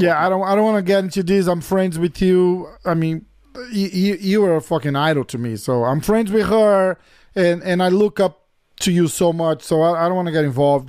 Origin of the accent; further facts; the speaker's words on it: São Paulo, Brazil; I'm from São Paulo.